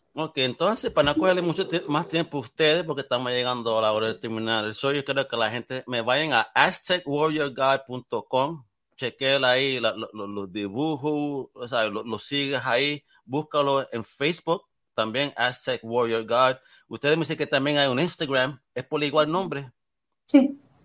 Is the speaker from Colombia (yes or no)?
no; Puerto Rico; yo soy del Caribe